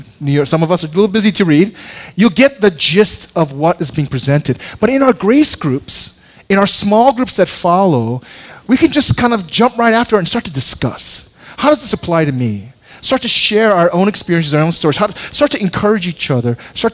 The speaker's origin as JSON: {"language": "English", "region": "Seoul", "country": "South Korea", "tie": "born there", "also_born_or_lived": "Chicago / Seattle / New York", "moved": "yes", "said": "I was born in Korea in a large city, Seoul, came to Chicago, Seattle for a while, but New York."}